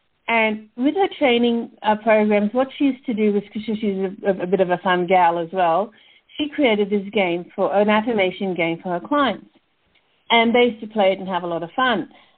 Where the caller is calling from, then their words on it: Canberra, Australian Capital Territory, Australia; So I'm calling from Canberra, which is the capital of Australia. It's sort of between Melbourne and Sydney